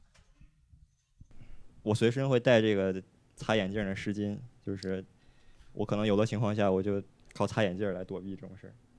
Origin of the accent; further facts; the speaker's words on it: Chongqing, China; 我也是重庆的